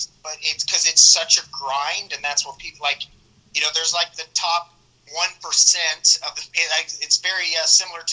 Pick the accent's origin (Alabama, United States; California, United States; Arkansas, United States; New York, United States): Arkansas, United States; Little Rock; moved away as an adult; now in Los Angeles, United States; Growing up in Arkansas, I went to the University of Arkansas